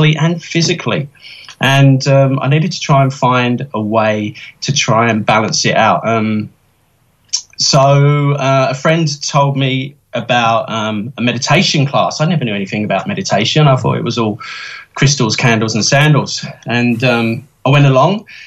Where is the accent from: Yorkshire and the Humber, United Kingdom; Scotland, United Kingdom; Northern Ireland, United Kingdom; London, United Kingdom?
London, United Kingdom; now in Australia; I grew up in the East End of London, one of the poorest areas of Britain, very working class